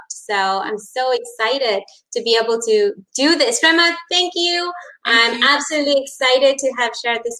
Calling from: Colombo, Western Province, Sri Lanka; I'm connecting from Colombo, Sri Lanka. It's uh, 10 p.m. over here

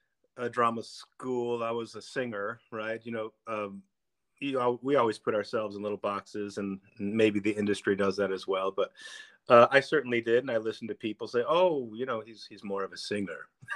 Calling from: Dexter, Michigan, United States; In my home in Dexter, Michigan, right outside of Ann Arbor, right outside of U of M.

